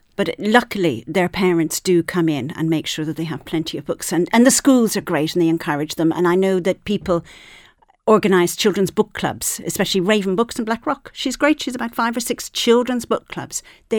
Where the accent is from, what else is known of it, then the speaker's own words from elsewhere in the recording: Ireland; first language Irish; English is a second language; I'm an Irish speaker. I was brought up speaking Irish.